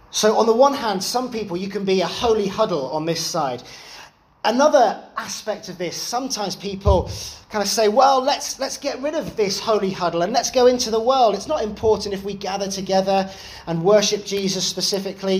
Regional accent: London, United Kingdom; growing up in London, I was part of a Salvation Army church there

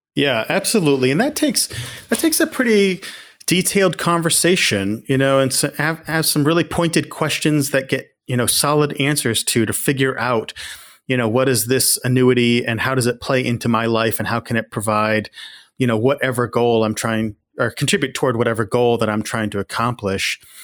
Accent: Houlton, Maine, United States; also born or lived in Calais, Maine / Lewiston-Auburn, Maine; I was born in Callis, raised up in the county in Hilton

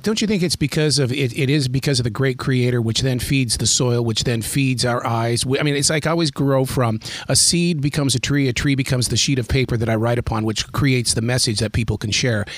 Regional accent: Billings, Montana, United States; I grew up in Billings, Montana

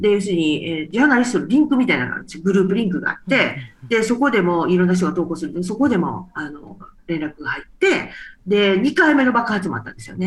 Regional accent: Japan; moved away; also born or lived in Afghanistan; 私は日本人

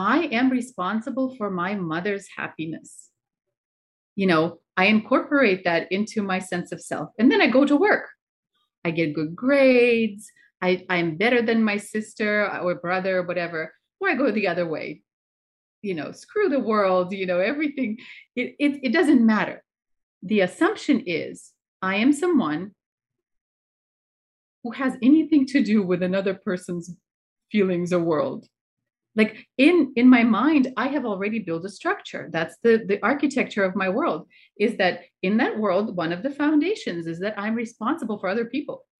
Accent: Russia; I'm from Russia

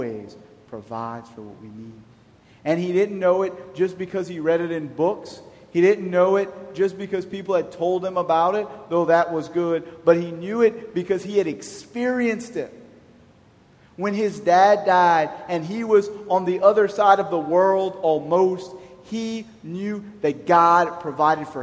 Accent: Church Point, Louisiana, United States; also born or lived in Rayne, Louisiana; I'm from Church Point, I was baptized in Rain.

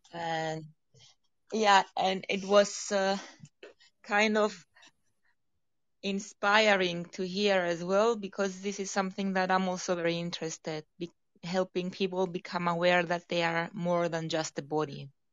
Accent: Cyprus; I was born in Cyprus, but my spirit and my soul feels Colombian

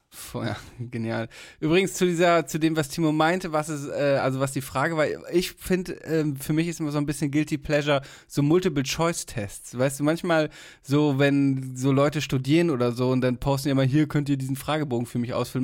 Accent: Germany; bei uns in Deutschland

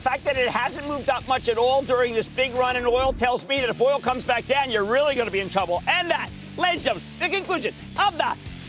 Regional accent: New Jersey, United States; Let's go to Joe in my home state of New Jersey.

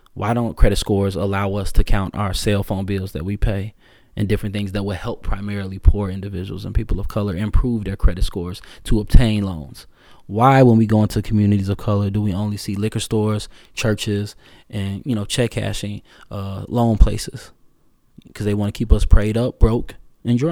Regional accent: Chicago, Illinois, United States; I was born in Morgan Park

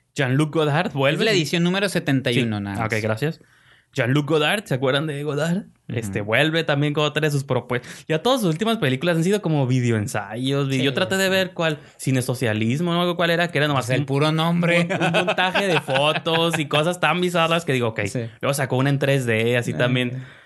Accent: Mexico; como mexicano

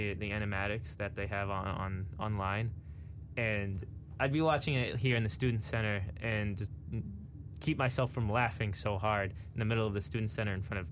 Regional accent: Framingham, Massachusetts, United States; I grew up and lived in Framingham, Massachusetts, a large town near Boston.

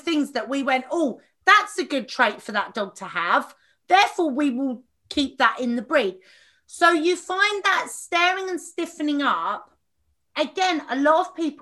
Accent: Watford, East of England, United Kingdom; I'm from Watford

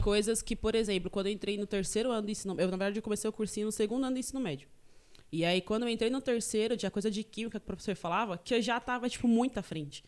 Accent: Taboão da Serra, São Paulo, Brazil; also born or lived in São Sebastião, São Paulo; Eu nasci em São Sebastião, no litoral norte de São Paulo. É, e aí, meu, depois eu vim pra região do Taboão da Serra, zona sul de São Paulo. E faz vinte e tantos, 23 anos que eu moro aqui em Taboão

